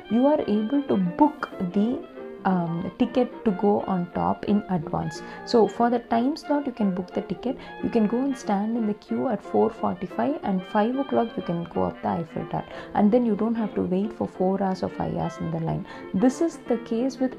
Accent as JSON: {"language": "English", "country": "India", "said": "I am an Indian vegetarian"}